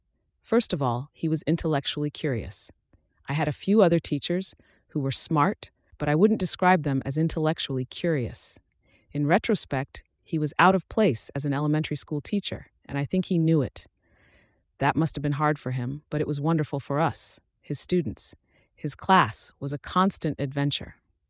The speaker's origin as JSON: {"language": "English", "town": "Pittsburgh", "region": "Pennsylvania", "country": "United States", "tie": "born or raised there", "said": "I grew up in Pittsburgh in the 1970s."}